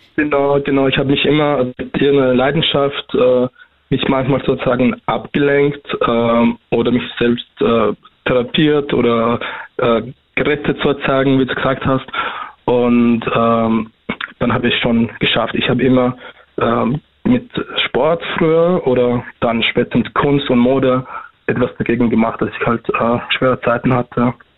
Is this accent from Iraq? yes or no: yes; Iraq; now in Austria; ich komme erstens aus dem Irak